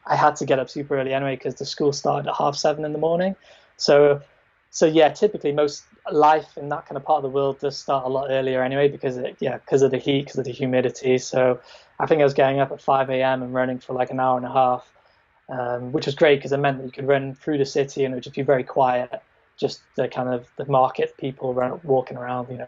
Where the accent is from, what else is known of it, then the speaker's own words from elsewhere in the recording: Wales, United Kingdom; moved away as an adult; also born or lived in Thailand; I grew up in Wales, always kind of ran in Wales